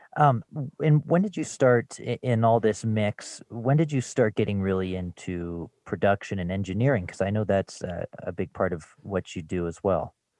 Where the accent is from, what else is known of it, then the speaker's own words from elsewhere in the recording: Louisville, Colorado, United States; I grew up in Louisville, just outside of Boulder.